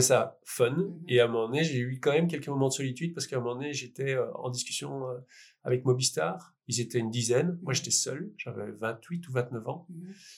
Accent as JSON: {"language": "French", "town": "Liège", "region": "Wallonia", "country": "Belgium"}